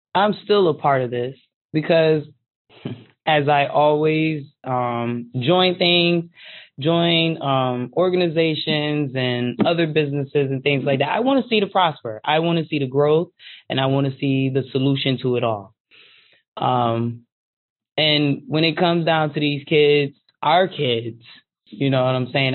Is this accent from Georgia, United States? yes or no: no; Hartford, Connecticut, United States; 34, born and raised in Hartford.